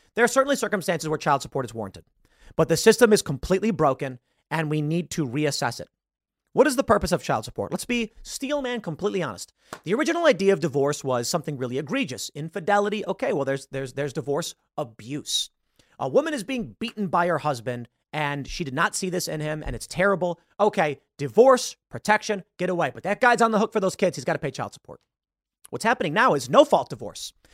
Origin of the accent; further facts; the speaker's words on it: Chicago, Illinois, United States; I'm from Chicago. I have Chicago sensibilities